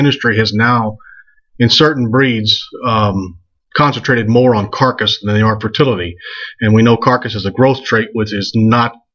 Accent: the bayous of Louisiana, United States; moved away as an adult; also born or lived in Kansas; now in Mobile, United States; I grew up in the bayous of Louisiana, was educated there, and made my way to Kansas State University.

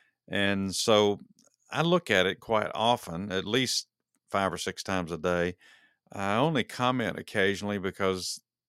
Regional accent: Texas, United States; now in Georgia, United States; Ever since I moved to Georgia, I came from Texas, so I was a University of Texas Longhorn for the long time

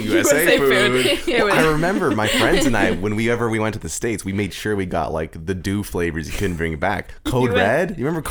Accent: Sarnia, Ontario, Canada; I'm from Sarnia, actually.

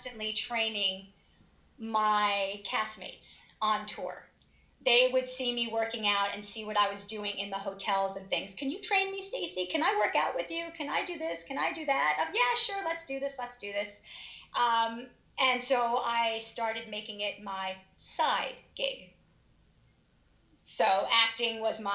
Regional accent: Long Island, New York, United States; moved away as an adult; now in Philadelphia area, United States; I am from Long Island, New York. I grew up there, went to high school.

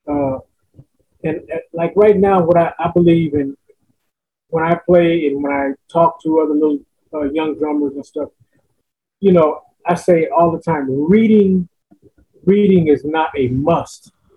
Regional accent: Los Angeles, California, United States; moved away as an adult; also born or lived in Las Vegas, Nevada; now in Woodbridge, United States; Born and raised in Los Angeles, California

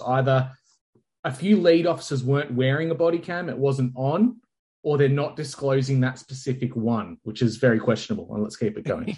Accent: Australia; being an Australian, not within America.

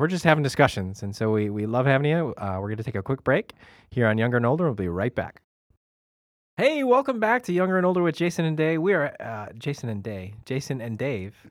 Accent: Chicago, Illinois, United States; grew up in Chicago

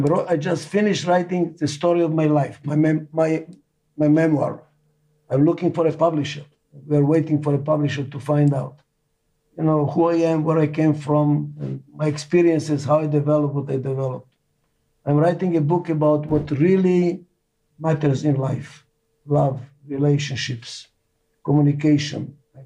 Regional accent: Israel; English is a second language; also born or lived in Albania; now in United States; I was saved by Muslim family in Albania. They saved my life. Muslims saved my life. I grew in a Jewish family in Israel.

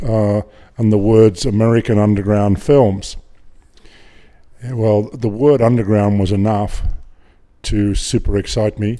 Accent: Griffith, New South Wales, Australia; also born or lived in Hornsby, Sydney; I grew up in Griffith, uh, until I was twelve

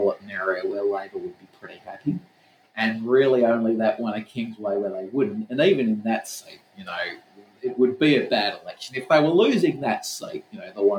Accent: Western Australia, Australia; I'm from Western Australia

